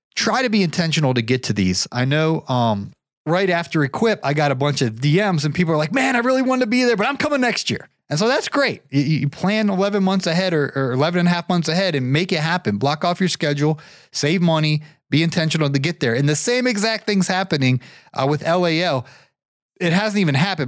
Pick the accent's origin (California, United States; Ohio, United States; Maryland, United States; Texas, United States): Ohio, United States; Canton; now in Marietta, United States; my hometown is actually Canton, Ohio